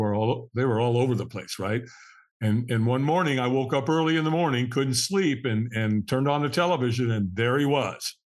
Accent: Los Angeles, California, United States; I was born in Hollywood, California

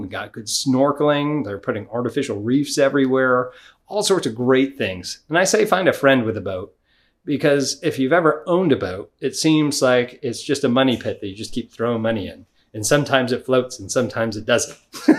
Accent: New York, United States; If you lived in one of them states like California or New York, I'm originally from New York, it was just ridiculous how much that they were charging you.

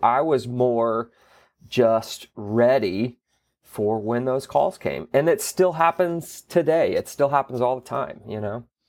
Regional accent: Gulf Breeze, Florida, United States; I was born and raised in Florida. I, I grew up in the Panhandle, a little beach town called Gulf Breeze

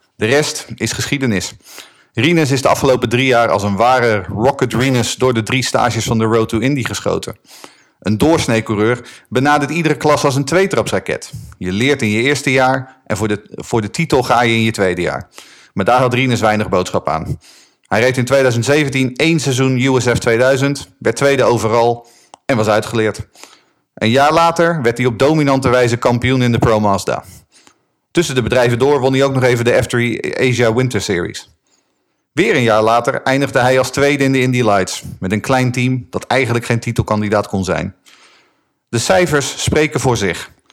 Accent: Haarlem, North Holland, Netherlands; ik bracht mijn jeugd door in Haarlem

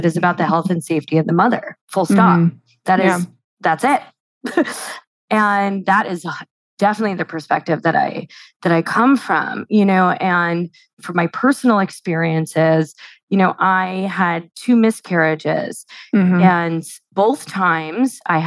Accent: New York City, New York, United States; I'm a New Yorker, and I'm a privileged New Yorker

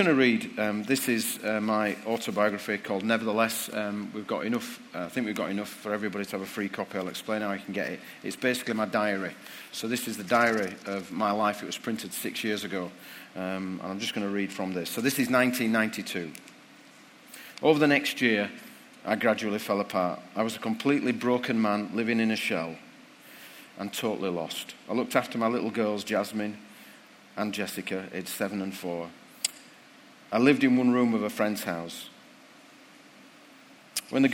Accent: Bradford, Yorkshire and the Humber, United Kingdom; my hometown of Bradford

